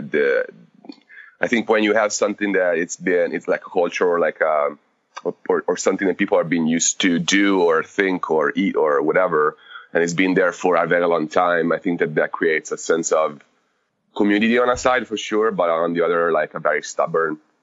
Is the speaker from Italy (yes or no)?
yes; Tuscany, Italy; English is a second language; moved away as an adult; also born or lived in Rome / Florence; now in United States; I was born near Rome. My family moved to a little port town in Tuscany about when I was 2 years old. So I got raised in a very like small village on the coast of Tuscany